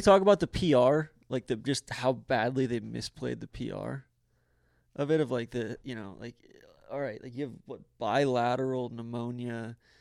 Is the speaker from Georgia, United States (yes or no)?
yes; Atlanta, Georgia, United States; I'm from Atlanta.